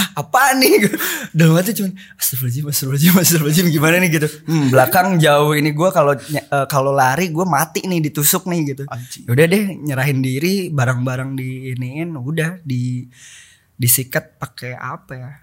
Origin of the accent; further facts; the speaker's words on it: Bandung, West Java, Indonesia; gaul di situ SD SMP